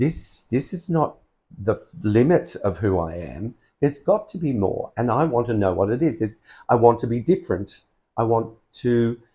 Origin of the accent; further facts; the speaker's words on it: Brisbane, Queensland, Australia; I'm from Brisbane.